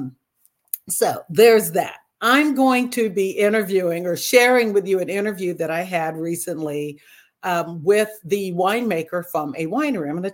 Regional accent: Napa, California, United States; I grew up in the Napa area

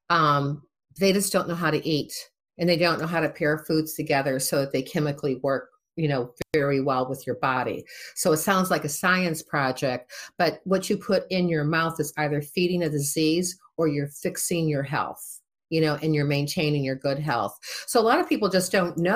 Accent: Midwest, United States; also born or lived in Boston; I'm from the Midwest. We talk to everybody, right?

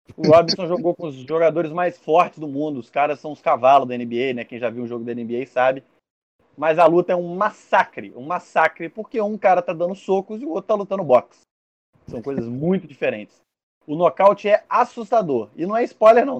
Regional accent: Barra Mansa, Rio de Janeiro, Brazil; Eu, como sou de Barra Mansa

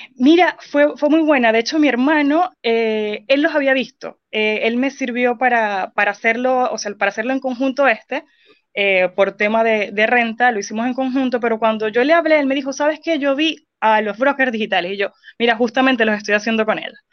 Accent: Venezuela; moved away as an adult; now in Chile; soy venezolana, tengo poco más de 5 años acá en Chile

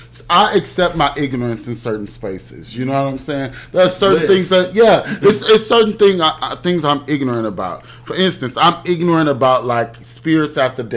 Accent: Houston, Texas, United States; I am from Houston.

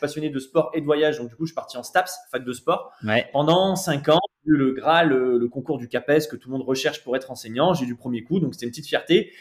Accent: Saint-Chamond, Auvergne-Rhône-Alpes, France; also born or lived in Saint-Étienne; nous on vient de, de Saint-Etienne, donc voilà, plus belle ville de France

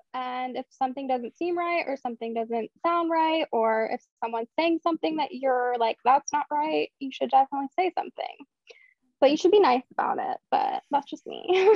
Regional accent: Philadelphia, Pennsylvania, United States; I am from Philadelphia

